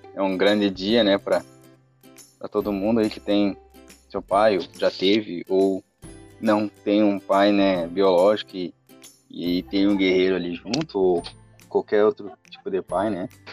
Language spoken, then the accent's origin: Portuguese; Santa Maria, Rio Grande do Sul, Brazil; nós somos de Santa Maria